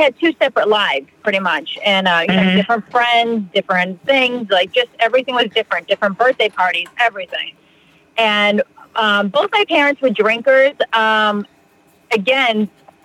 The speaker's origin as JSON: {"language": "English", "town": "Plymouth", "region": "Massachusetts", "country": "United States", "tie": "born or raised there", "lives_now": "Fall River, United States", "said": "I grew up in Plymouth, America's hometown"}